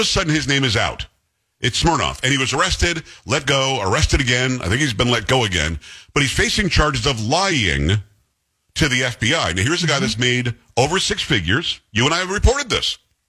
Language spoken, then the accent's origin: English; Northeast, United States; I'm from the Northeast